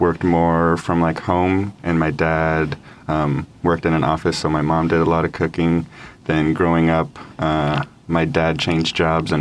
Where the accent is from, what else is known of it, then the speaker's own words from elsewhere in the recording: Denver, Colorado, United States; Born and raised in south of Denver, Colorado.